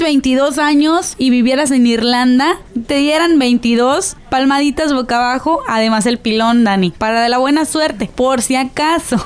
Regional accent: Mexico; soy totalmente mexicana

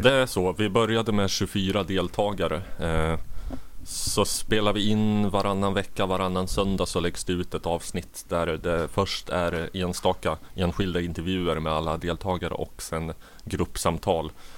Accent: Katrineholm, Södermanland, Sweden; also born or lived in Nacka / Jordbro, Haninge; Jag har bott i Sörmland i hela mitt liv. Född i Nacka, bodde i Jordbro i Haninge kommun tills jag var sex år och började skolan. Eh, därefter utanför Katrineholm på landet

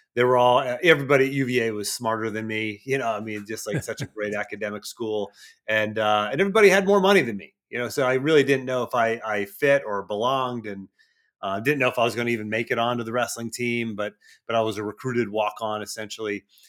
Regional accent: Cranberry Township, Pennsylvania, United States; I did grow up north of Pittsburgh, Cranberry Township area.

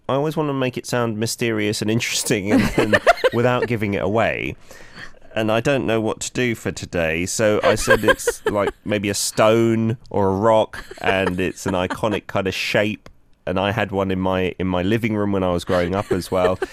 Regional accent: London, United Kingdom; my house growing up in London

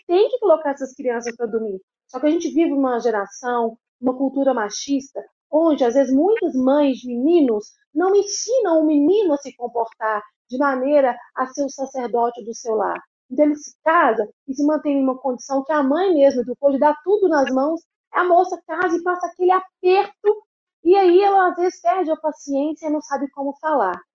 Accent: Belo Horizonte, Minas Gerais, Brazil; eu sou de Belo Horizonte.

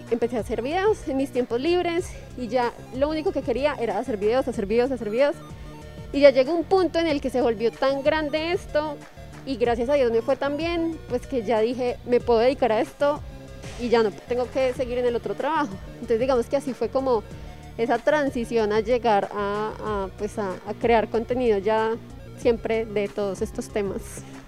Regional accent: Colombia

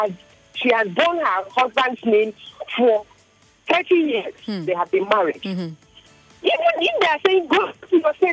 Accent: the East, South East, Nigeria; I'm from the East, and I'm married to someone from the West.

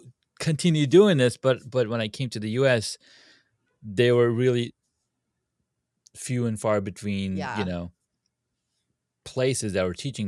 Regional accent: Saudi Arabia; moved away; So I grew up in Saudi.

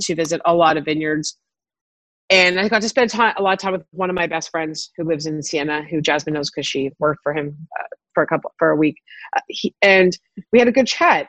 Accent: Toronto, Ontario, Canada; also born or lived in South Africa; growing up in Toronto, I never, I went to public school

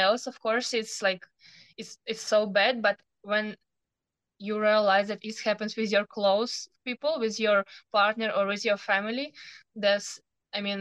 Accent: Ukraine; English is a second language; moved away as an adult; also born or lived in Zaporizhzhia, Ukraine; now in Fort Worth, United States; I'm 19 and I was born in Ukraine.

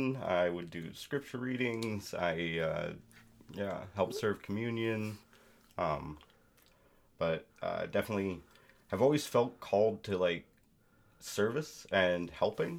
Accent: Eastern Washington, United States; I grew up in Eastern Washington in a rural community

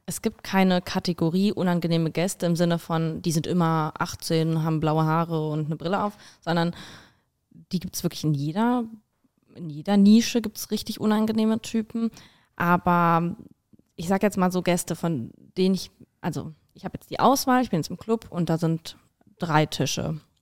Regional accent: Italy; now in Berlin, Germany; ich bin Italienerin.

